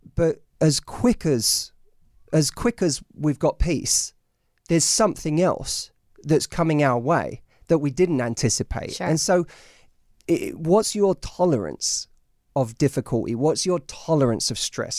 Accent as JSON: {"language": "English", "region": "London", "country": "United Kingdom", "moved": "as an adult", "lives_now": "United States", "said": "I'm from London"}